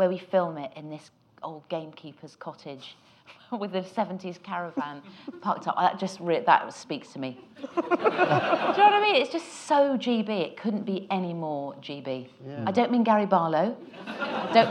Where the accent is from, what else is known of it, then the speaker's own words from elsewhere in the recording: Epsom, South East England, United Kingdom; I was born in Epsom, Surrey